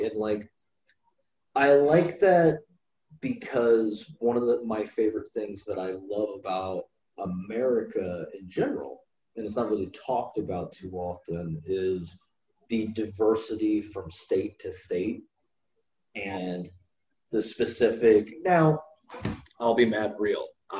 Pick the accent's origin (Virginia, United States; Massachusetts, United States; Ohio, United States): Ohio, United States; I grew up in a small town. Well, I went to high school in a small town in Ohio.